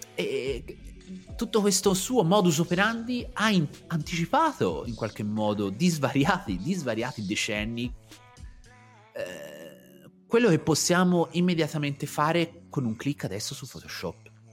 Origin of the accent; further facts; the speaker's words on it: Pontassieve, Tuscany, Italy; ci fu un mezzo scandalo nel mio, nel mio paese, i miei genitori decisero di farmi cambiare aria